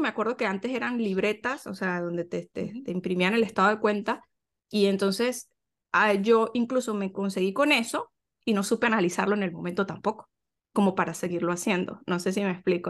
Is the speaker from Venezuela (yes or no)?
yes; Venezuela; moved away as an adult; yo soy venezolana